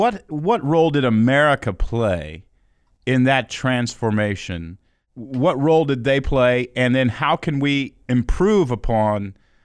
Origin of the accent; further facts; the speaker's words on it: Houston, Texas, United States; Let me give you a little background. I grew up in Houston, Texas. Dad split when I was 2.